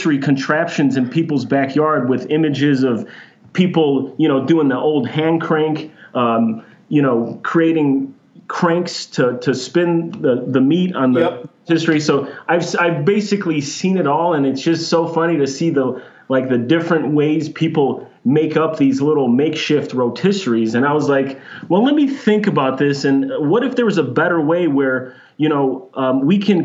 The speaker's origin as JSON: {"language": "English", "town": "Chicago", "region": "Illinois", "country": "United States", "tie": "born or raised there", "moved": "yes", "lives_now": "Phoenix, United States", "said": "I grew up in Chicago"}